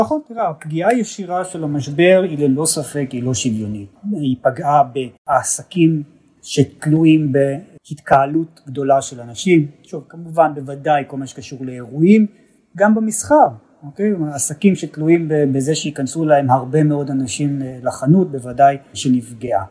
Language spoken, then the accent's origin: Hebrew; Israel; אנחנו ישראלים